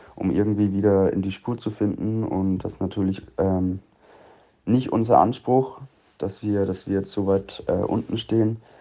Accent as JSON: {"language": "German", "area": "20 minutes from Coburg", "region": "Bavaria", "country": "Germany", "tie": "born or raised there", "said": "ich bin aufgewachsen 20 Minuten weg von Coburg"}